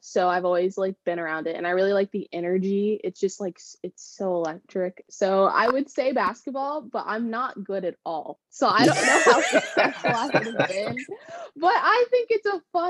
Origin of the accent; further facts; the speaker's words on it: El Segundo, California, United States; also born or lived in Florida / Arizona; I am from California. I grew up in El Segundo, and I moved around a lot, but my hometown is definitely El Segundo.